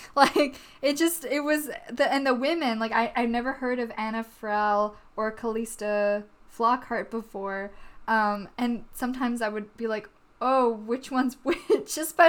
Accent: Vancouver, British Columbia, Canada; I think people should know we live in Vancouver. We're from Vancouver, Canada.

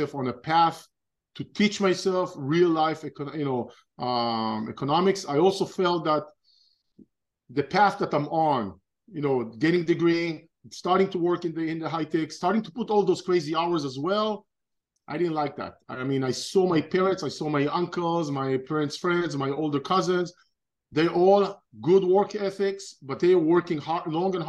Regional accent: Israel; moved away as an adult; now in United States; I'm originally from Israel. I was born and raised in Israel, grew up in Israel

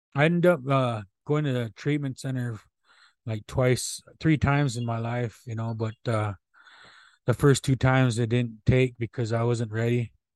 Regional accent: Omaha people, Nebraska, United States; I come from the Buffalo Tail Clan of the Omaha people. That's how, that's where I come from.

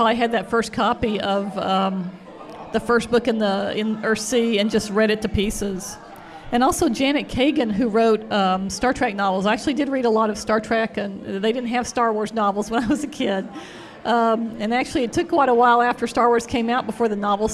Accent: Fort Worth, Texas, United States; I was born in Fort Worth, Texas

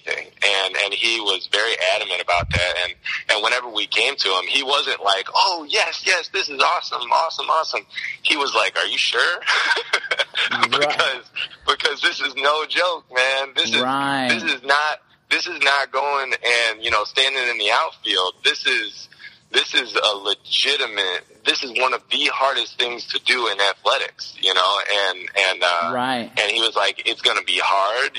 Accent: Naperville, Illinois, United States; also born or lived in Alabama; back up to, Naperville and back to my hometown.

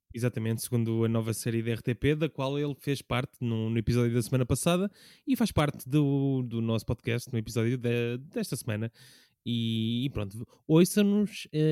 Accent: Lisbon, Portugal; eu cresci na alta de Lisboa

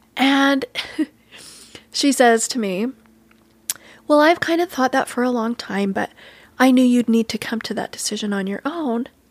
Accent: Cokeville, Wyoming, United States; moved away; I'm from Cokeville

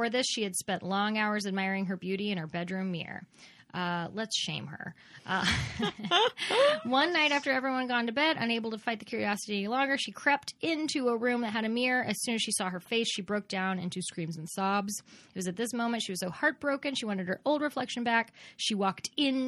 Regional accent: Texas, United States; I'm from Texas

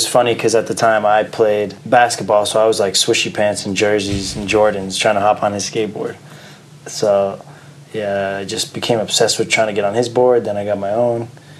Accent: Boston, Massachusetts, United States; also born or lived in Somerville, Massachusetts / Lexington, Massachusetts; Well, I was born in Somerville, which is like right over, like in Boston, basically. It's like Brooklyn and of New York, you know. Then lived there for a while. Then we moved to a town called Lexington

